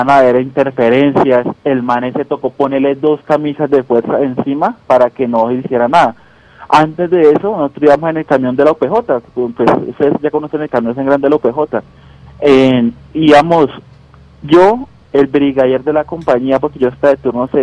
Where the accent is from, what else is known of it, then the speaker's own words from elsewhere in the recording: Girardot, Cundinamarca, Colombia; yo soy de Girardó.